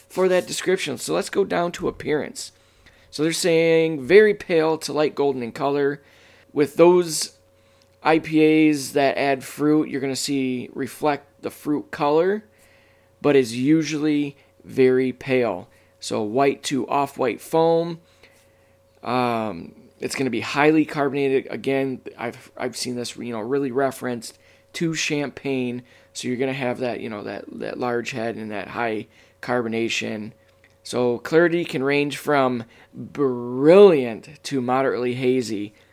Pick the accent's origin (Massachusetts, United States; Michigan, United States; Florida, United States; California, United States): Michigan, United States; my home state, the great state of Michigan